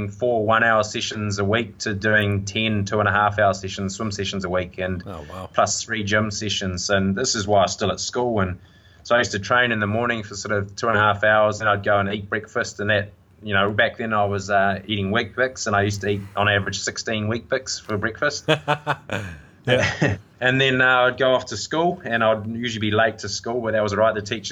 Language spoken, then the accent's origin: English; Tauranga, Bay of Plenty, New Zealand; also born or lived in Hastings / Whangamata; So I was born in Hastings, but I was only there for about 3 months, and then I grew up in Tauranga.